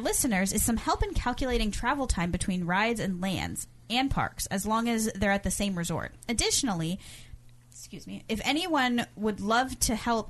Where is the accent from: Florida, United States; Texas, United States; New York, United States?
Florida, United States; Miami; Born and raised in Miami, Florida, Disney World is my home park.